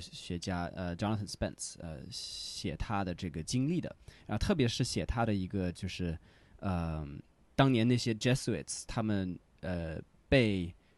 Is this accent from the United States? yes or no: yes; United States; Chinese is a second language; moved away; 我是美国人